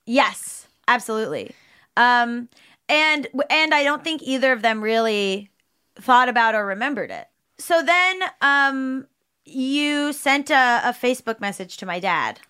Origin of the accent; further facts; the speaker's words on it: South Florida, United States; we grew up in South Florida